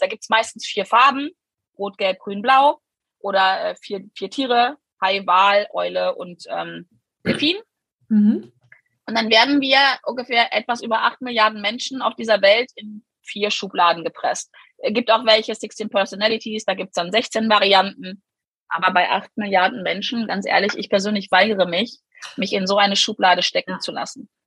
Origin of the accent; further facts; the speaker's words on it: Germany; bei uns in Deutschland leben wir